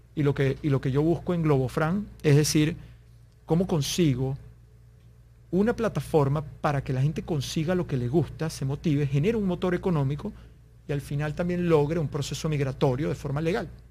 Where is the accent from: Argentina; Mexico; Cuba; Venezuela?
Venezuela; moved away; un par de amigos en Venezuela, somos ambos venezolanos